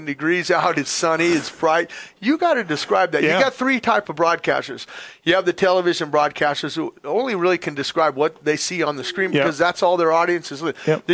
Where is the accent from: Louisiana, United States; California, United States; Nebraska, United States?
California, United States; Southern; I'm a kid from Southern California.